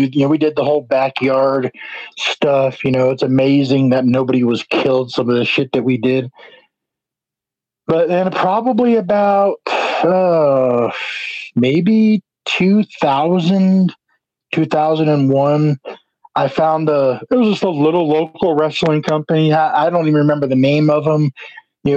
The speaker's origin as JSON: {"language": "English", "region": "New Jersey", "country": "United States", "tie": "born or raised there", "said": "I grew up in New Jersey"}